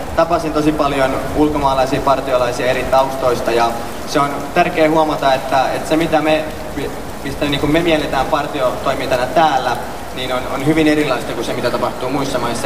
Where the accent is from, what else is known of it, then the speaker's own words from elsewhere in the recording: Finland; mä olen Suomesta